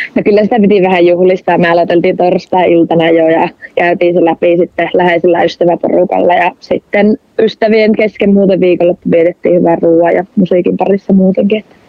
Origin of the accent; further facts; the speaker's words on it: Rovaniemi, Lapland, Finland; accent: northern; minä oon syntynyt Rovaniemellä ja mä oon myös kasvanut Rovaniemellä